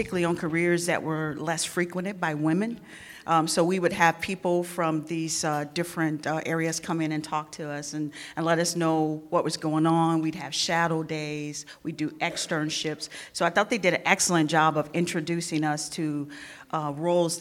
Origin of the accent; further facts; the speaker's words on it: St. Louis, Missouri, United States; I grew up in St. Louis